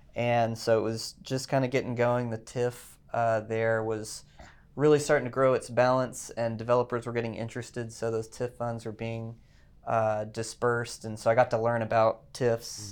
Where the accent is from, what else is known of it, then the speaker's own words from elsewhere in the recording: Fort Worth, Texas, United States; I grew up in Fort Worth, went to T C U